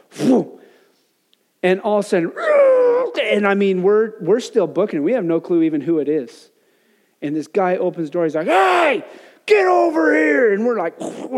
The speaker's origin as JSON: {"language": "English", "region": "Wyoming", "country": "United States", "tie": "born or raised there", "moved": "yes", "said": "growing up in Wyoming"}